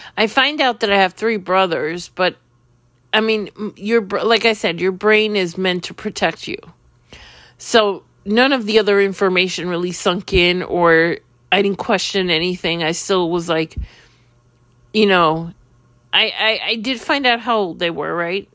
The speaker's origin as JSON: {"language": "English", "town": "New York City", "region": "New York", "country": "United States", "tie": "born or raised there", "said": "When I was ten years old, living in Queens"}